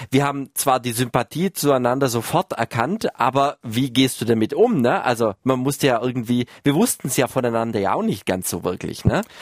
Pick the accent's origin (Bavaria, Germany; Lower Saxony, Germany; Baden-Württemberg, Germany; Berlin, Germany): Baden-Württemberg, Germany; wo ich groß geworden bin, also äh, in Baden-Württemberg irgendwo, wo sich Fuß, äh, Fuchs und Haas gut Nacht sagt